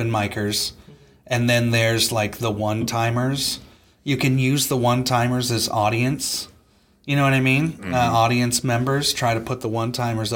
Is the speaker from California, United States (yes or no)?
yes; Southern California, United States; now in Wisconsin, United States; Southern California, born and raised